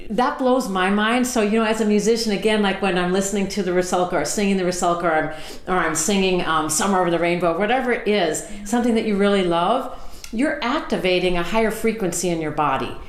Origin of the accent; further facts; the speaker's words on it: Southern California, United States; I grew up in Southern California